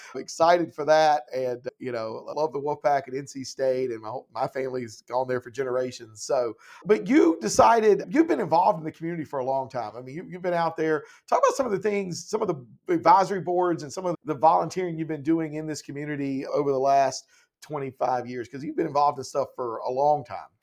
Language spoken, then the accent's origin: English; Laurinburg, North Carolina, United States; I'm from Laurinburg